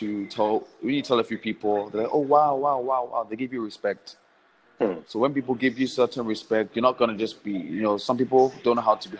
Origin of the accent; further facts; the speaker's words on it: Accra, Greater Accra, Ghana; also born or lived in United Kingdom; I was born in the UK, but I've grown up here.